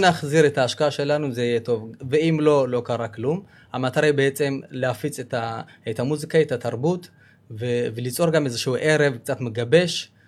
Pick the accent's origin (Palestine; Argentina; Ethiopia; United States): Ethiopia; now in Israel; אנחנו באים, באים ממדינה כל כך עשירה בתרבות